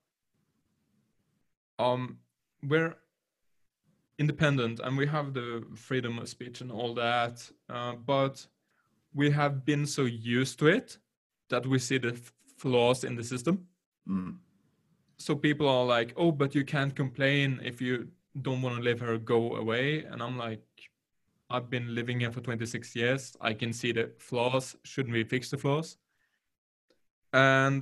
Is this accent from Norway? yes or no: yes; Norway; I'm from Norway